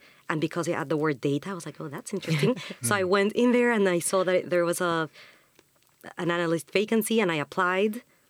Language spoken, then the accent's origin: English; Mexico; moved away as an adult; now in London, United Kingdom; So, yeah, my background is I am from Mexico. I was born there, grew up there, went to uni there.